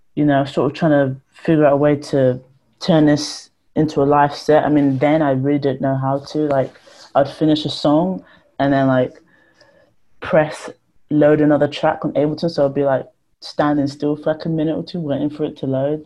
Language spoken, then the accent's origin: English; Ponders End, London, United Kingdom; the flats I grew up in Ponders End